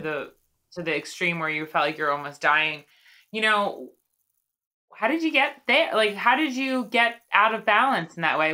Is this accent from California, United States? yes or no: no; Long Island, New York, United States; I grew up on Long Island, but I've lived in New York for I don't know, 20 years after